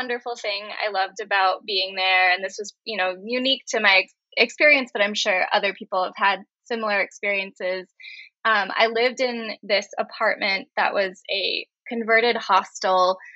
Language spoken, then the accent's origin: English; Cambridge, Massachusetts, United States; I grew up in Cambridge